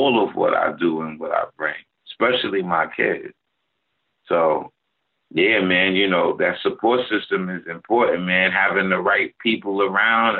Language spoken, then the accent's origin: English; New York City, New York, United States; I'm from Brownsville